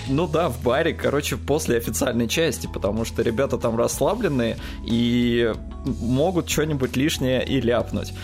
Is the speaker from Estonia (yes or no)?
yes; Estonia; я ему говорю, Эстония